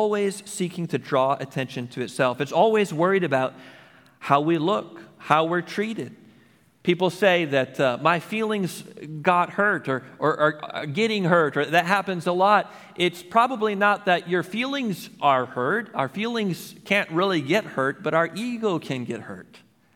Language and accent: English; United States; as an American